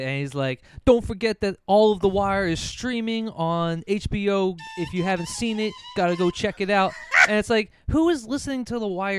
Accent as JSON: {"language": "English", "town": "Philadelphia", "region": "Pennsylvania", "country": "United States", "moved": "yes", "said": "I told him that I was from Philadelphia"}